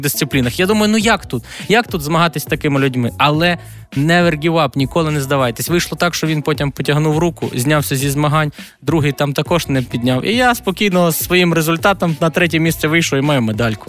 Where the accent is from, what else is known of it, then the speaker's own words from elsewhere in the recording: Galicia, Ukraine; я з Галичини